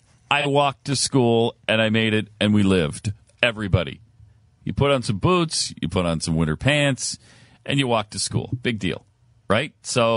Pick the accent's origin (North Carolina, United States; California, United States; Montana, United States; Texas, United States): Montana, United States; moved away; I grew up in Montana